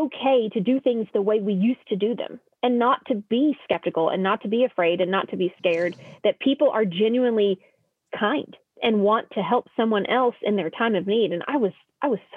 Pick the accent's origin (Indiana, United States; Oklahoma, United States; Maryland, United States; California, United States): Oklahoma, United States; I'm from Oklahoma. We're used to potholes.